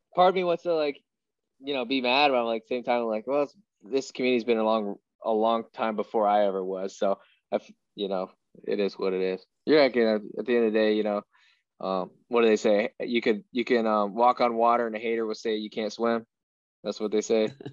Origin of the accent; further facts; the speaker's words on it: Iowa, United States; growing up in Iowa, there's so many division one athletes that come out of here in wrestling